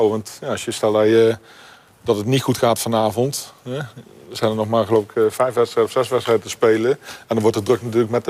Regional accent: Nijmegen, Gelderland, Netherlands; ik kom natuurlijk uit Nijmegen.

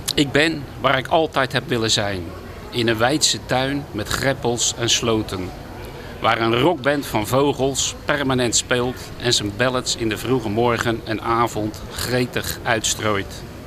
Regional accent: De Lier, South Holland, Netherlands; moved away as an adult; also born or lived in Midden-Delfland; now in Den Hoorn, Netherlands; Ik ben geboren in de Lier, nou ja, het oude Westland

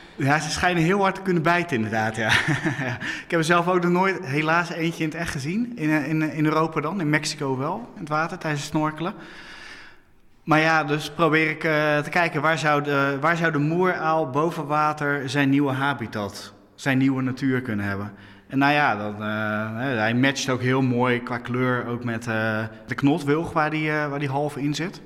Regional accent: Hoeksche Waard, South Holland, Netherlands; Ik ben eh, opgegroeid in de Hoekse Waard

